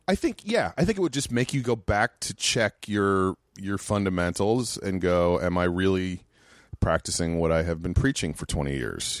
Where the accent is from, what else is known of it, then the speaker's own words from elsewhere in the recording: New York, United States; moved away; also born or lived in Worcester, Massachusetts; I grew up in New York, right outside New York City